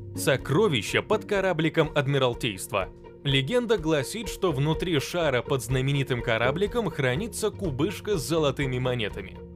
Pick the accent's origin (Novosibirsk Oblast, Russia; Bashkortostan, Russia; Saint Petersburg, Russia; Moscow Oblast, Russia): Saint Petersburg, Russia; Я родился и вырос в Санкт-Петербурге